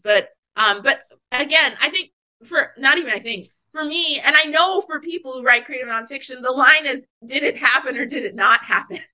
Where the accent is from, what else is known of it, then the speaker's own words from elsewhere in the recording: Anchorage, Alaska, United States; I grew up in Anchorage, Alaska